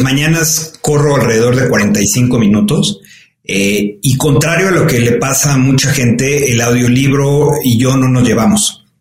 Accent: Mexico; soy un orgulloso mexicano, me, siento muy, muy privilegiado de, de, haber nacido y de haber crecido en este país

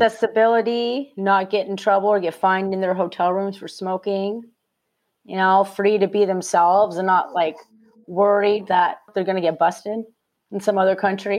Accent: Phoenix, Arizona, United States; I'm from Phoenix, Arizona originally

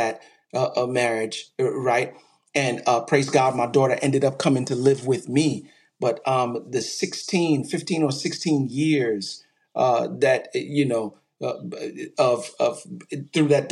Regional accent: New York City, New York, United States; also born or lived in Texas; I'm originally from Brooklyn, New York.

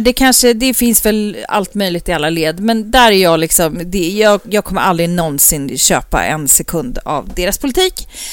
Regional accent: Uppsala, Uppsala County, Sweden; i Uppsala, där jag är ifrån.

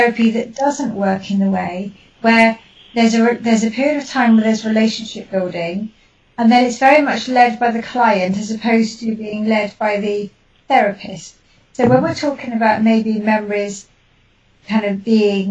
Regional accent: United Kingdom; being British

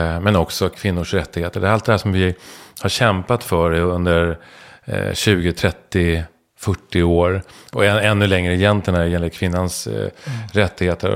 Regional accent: Stockholm, Stockholm County, Sweden; jag är stockholmare, söderkis.

